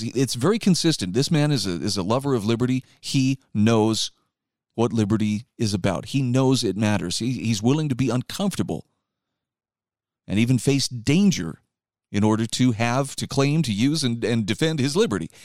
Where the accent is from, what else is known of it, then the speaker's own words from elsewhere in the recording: Utah, United States; my home state of Utah